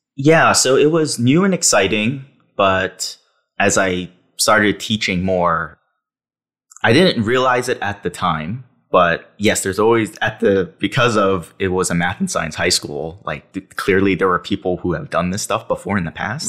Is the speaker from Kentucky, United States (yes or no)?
no; New York City, New York, United States; I grew up in New York City